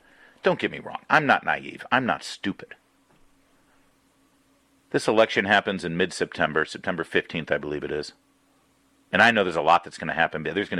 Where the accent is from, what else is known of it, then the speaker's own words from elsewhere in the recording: Newport Beach, California, United States; also born or lived in Michigan; now in Washington, D.C., United States; But I still call California my home state. No offense, Michigan. But Michigan's my birth state. But California's my home. And I went to high school there during the Ronald Reagan presidency. I was in Orange County, California, Newport Beach, Corona Del Mar High School